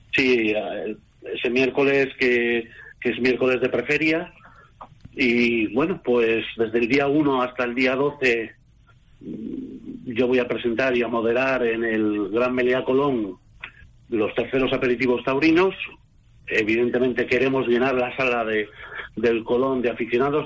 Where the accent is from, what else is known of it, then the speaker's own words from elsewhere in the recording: Bilbao, Basque Country, Spain; yo que soy bilbaíno